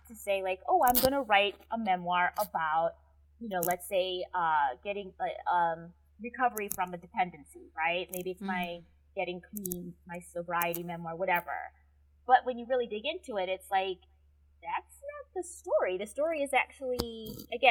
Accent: Wisconsin, United States; I'm from Wisconsin. We say rummage sale.

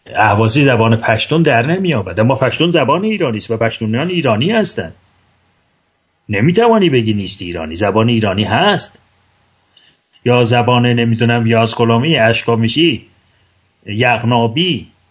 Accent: Ardabil, Ardabil Province, Iran; من اردبیلی هستم به زبان اردبیلی هم گفتگو میکنم

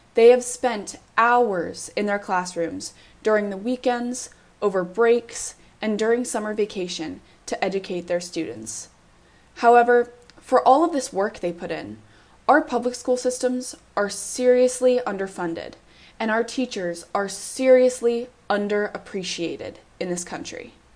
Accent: Evergreen, Colorado, United States; My mom and dad are both public school teachers in my hometown of Evergreen, Colorado

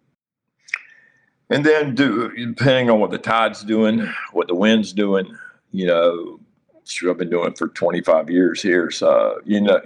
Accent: Nags Head, North Carolina, United States; also born or lived in Harkers Island, North Carolina; I grew up in Nags Head, and that's my home in Nags Head

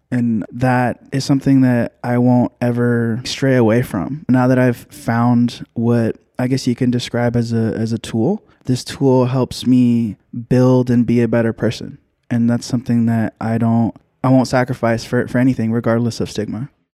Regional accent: Union City, California, United States; also born or lived in Hayward; I was born in Hayward, uh, raised in Union City

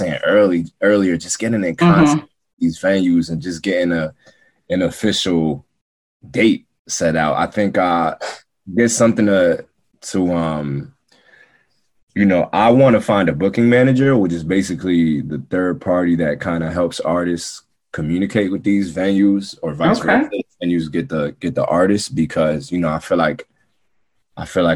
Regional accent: New York City, New York, United States; I'm from Queens too

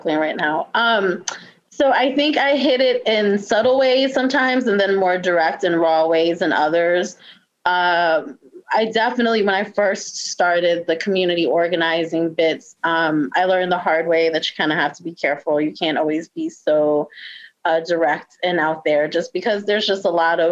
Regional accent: New York City, New York, United States; moved away as an adult; also born or lived in Richmond, Virginia / Washington, D.C.; now in Baltimore, United States; I'm originally from New York City, born and raised

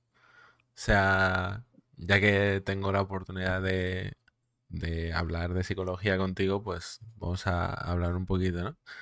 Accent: Mallorca, Balearic Islands, Spain; soy de, de Mallorca, ¿vale? De las Islas Baleares.

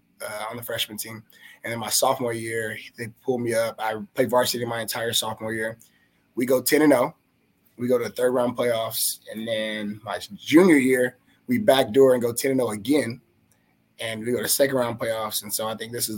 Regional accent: Houston, Texas, United States; also born or lived in Spring, Texas; I grew up in Houston until I got through middle school

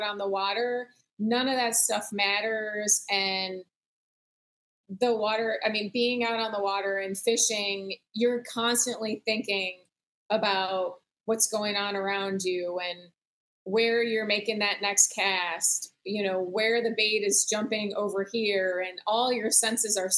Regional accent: the Midwest, suburbs of Chicago, Illinois, United States; moved away as an adult; also born or lived in Michigan; now in Florida, United States; growing up in the Midwest, spending time fishing in the suburbs of Chicago

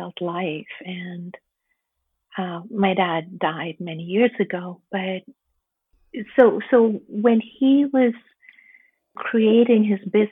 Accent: India; I was born and raised in India

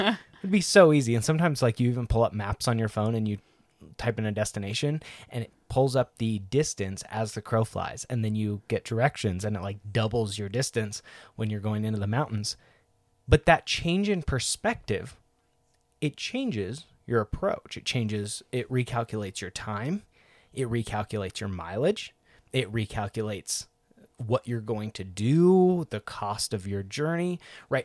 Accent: Northwest Washington, United States; Northwest Washington, where it's green and lush

